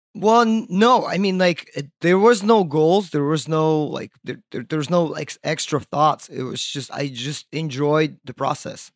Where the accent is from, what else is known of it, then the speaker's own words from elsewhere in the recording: Crimea, Ukraine; also born or lived in Virginia Beach, Virginia, United States; now in Brooklyn, United States; I was born in, uh, Crimea